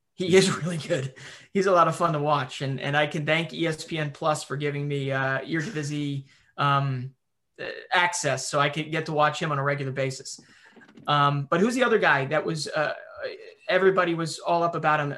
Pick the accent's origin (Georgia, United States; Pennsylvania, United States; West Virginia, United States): Pennsylvania, United States; Philadelphia; where I'm from Philadelphia